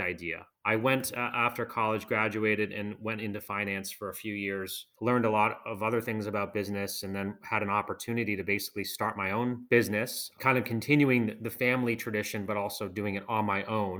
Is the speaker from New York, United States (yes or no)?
no; outside of Boston, Massachusetts, United States; I grew up outside of Boston